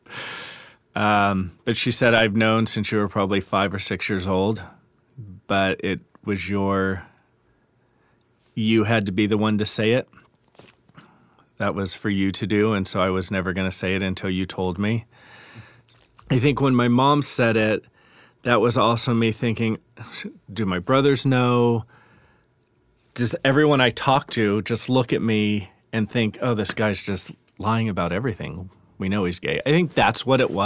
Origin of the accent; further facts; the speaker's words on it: New York City, New York, United States; moved away as an adult; now in San Diego, United States; My growing up in New York was good